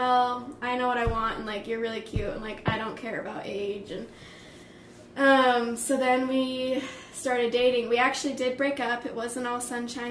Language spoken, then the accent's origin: English; Las Vegas, Nevada, United States; moved away; We were home in Vegas. I was showing him my hometown.